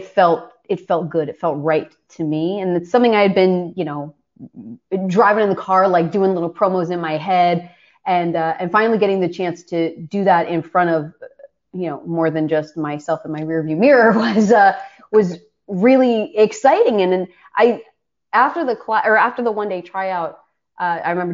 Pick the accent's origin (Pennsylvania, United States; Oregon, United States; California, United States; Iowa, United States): Pennsylvania, United States; Philadelphia; moved away as an adult; also born or lived in Los Angeles, United States; I was born and raised in Philadelphia.